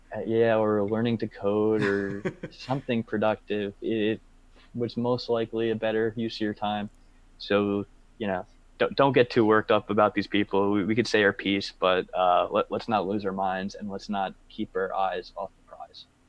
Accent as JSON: {"language": "English", "country": "United States", "said": "as American Bitcoiners"}